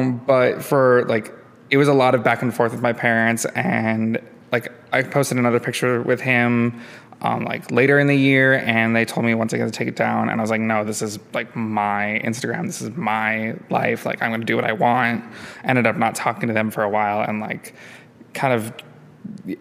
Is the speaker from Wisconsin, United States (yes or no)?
yes; Oostburg, Wisconsin, United States; moved away as an adult; also born or lived in Madison, Wisconsin; now in Chicago, United States; I'm from Wisconsin. I grew up in the Sheboygan area, a little town called Oostburg